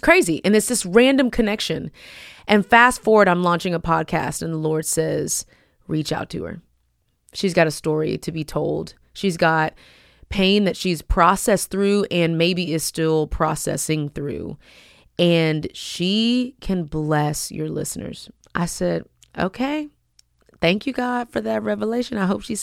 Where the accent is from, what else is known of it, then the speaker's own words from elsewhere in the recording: Houston, Texas, United States; that's my hometown